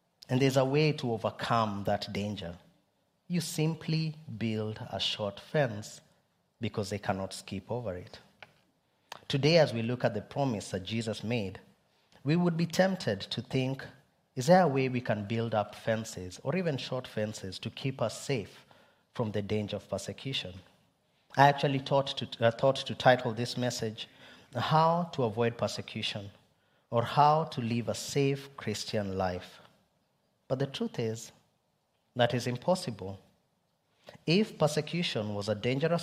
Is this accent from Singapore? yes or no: no; Kenya; I'm Kenyan, but two, also, it's because it's where my people come from